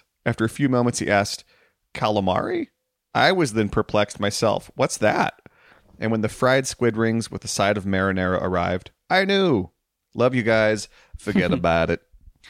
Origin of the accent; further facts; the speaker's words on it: New Jersey, United States; I'm Italian on my mother's side, and I grew up in New Jersey, and I can give you tons.